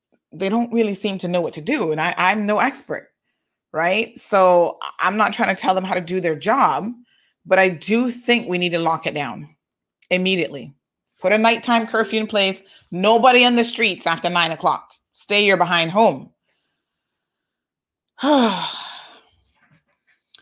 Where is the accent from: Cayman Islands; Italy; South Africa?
Cayman Islands